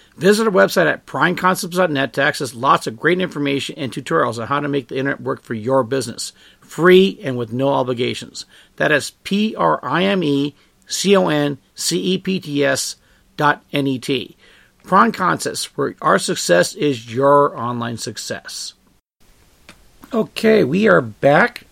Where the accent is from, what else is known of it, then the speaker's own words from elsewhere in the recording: United States; I was born here in the United States